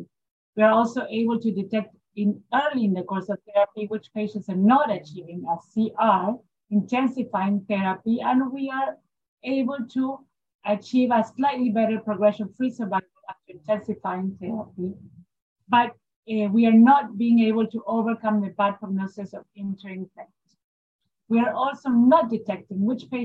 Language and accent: English; Buenos Aires, Argentina; I'm from Buenos Aires, Argentina. I work in Fondaleo